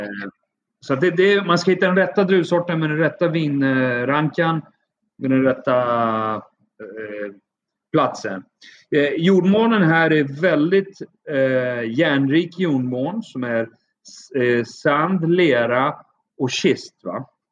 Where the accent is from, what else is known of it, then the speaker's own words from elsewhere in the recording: Uppsala, Uppsala County, Sweden; moved away as an adult; also born or lived in Athens, Greece; now in Crete, Greece; Jag är född och uppvuxen i Sverige med en mamma som är svenska och pappa som är från Iran. Ja. Uh, född och uppvuxen i, i Uppsala.